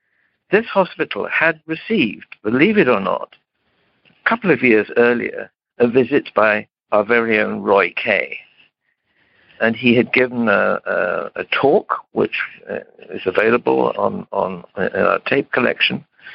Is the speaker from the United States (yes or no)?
no; Romania; I moved back to my home country. I'm of Romanian origin, but of British nationality